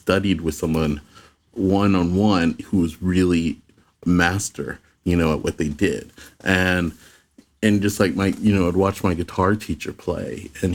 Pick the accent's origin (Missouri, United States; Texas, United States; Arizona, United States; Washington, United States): Arizona, United States; Phoenix; I grew up in Phoenix.